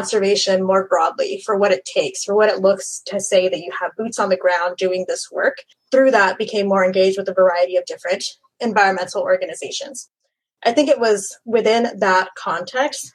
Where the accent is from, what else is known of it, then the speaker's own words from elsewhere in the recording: Central Florida, United States; also born or lived in Mayagüez, Puerto Rico; now in Miami, United States; I grew up in Central Florida, actually, after moving here from Puerto Rico when I was very young